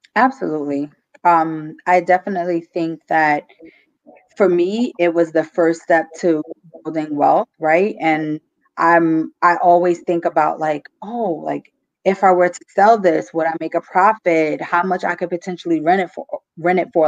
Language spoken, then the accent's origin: English; New York City, New York, United States; moved away as an adult; now in New Jersey, United States; I'm from Brooklyn, New York